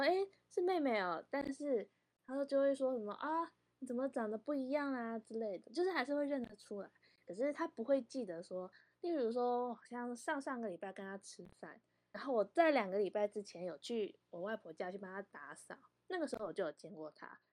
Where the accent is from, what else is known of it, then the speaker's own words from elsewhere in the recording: Vancouver, British Columbia, Canada; also born or lived in Taiwan; 我跟我哥在国外长大